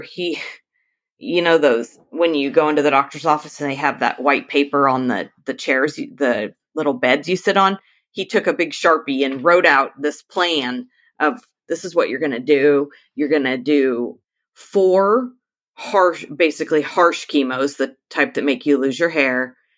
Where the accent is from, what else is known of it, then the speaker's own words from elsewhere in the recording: Northern California, United States; I am from Northern California, about two hours south of the Oregon border, right on the coast